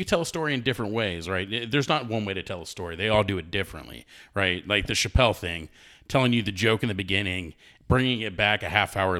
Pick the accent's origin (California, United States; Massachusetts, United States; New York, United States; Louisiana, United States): New York, United States; accent: New York; But I lost my New York accent at a young age.